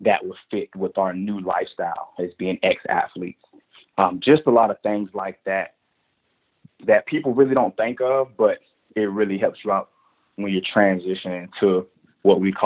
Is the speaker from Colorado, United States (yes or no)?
no; Durham, North Carolina, United States; I was from Durham, North Carolina